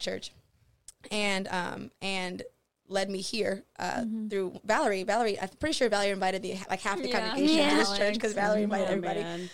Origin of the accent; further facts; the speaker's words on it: Michigan, United States; So we were raised in Michigan, We were raised in Michigan